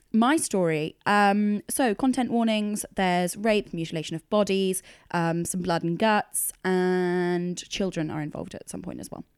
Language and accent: English; United Kingdom; also born or lived in London; it's bred into you as a Brit